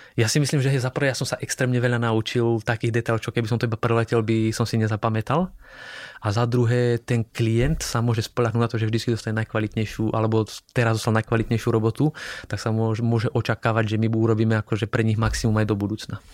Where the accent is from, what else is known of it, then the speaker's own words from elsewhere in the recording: Slovakia; moved away as an adult; also born or lived in Strasbourg, France; now in Prague, Czech Republic; doma na Slovensku